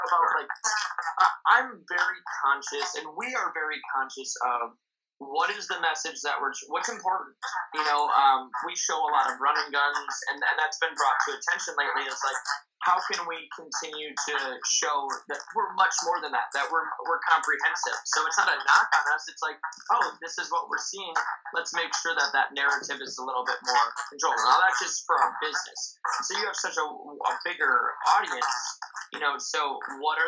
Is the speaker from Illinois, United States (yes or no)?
no; Minnesota, United States; moved away as an adult; I'm from Minnesota